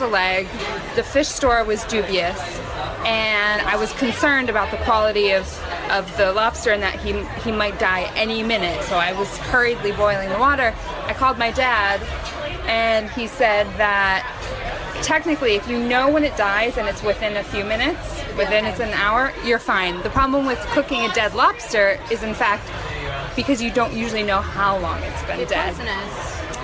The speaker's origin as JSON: {"language": "English", "region": "Connecticut", "country": "United States", "also_born_or_lived": "New York City, United States", "moved": "as an adult", "lives_now": "London, United Kingdom", "said": "I'm originally from Connecticut. Spent the last 5 years in New York, working in New York in the arts. I'm here in London"}